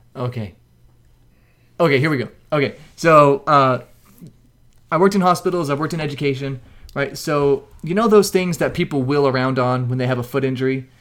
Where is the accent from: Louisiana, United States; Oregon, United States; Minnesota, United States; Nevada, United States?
Nevada, United States; Mesquite; I grew up in Mesquite, Nevada